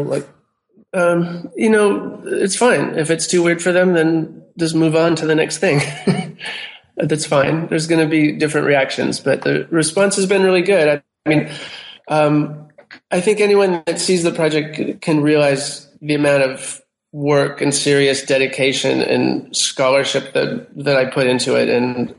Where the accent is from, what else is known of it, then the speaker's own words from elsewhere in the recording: United States; You know, I'm an American and I'm a visual artist, and that's the way I do projects.